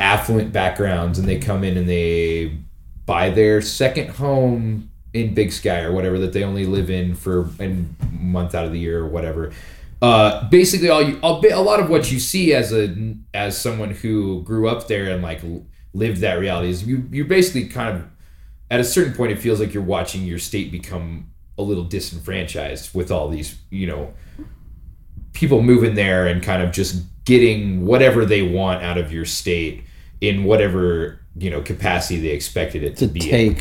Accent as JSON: {"language": "English", "region": "Montana", "country": "United States", "tie": "born or raised there", "said": "born and raised in Montana"}